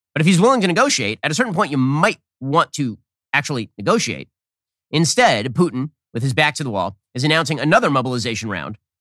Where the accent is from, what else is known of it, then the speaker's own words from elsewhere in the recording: United States; I'm an American